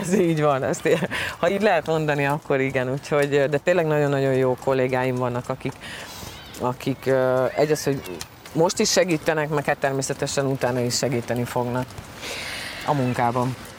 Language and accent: Hungarian; Győr, Győr-Moson-Sopron, Hungary; also born or lived in Veszprém; Veszprémben születtem, két éves koromban, és hát édesapám focizott, és pont akkor, amikor édesanyám ugye állapotos volt velem, akkor, akkor Győr, Veszprémben laktak, és ott születtem, de aztán utána gyorsan vissza is tértünk Győrbe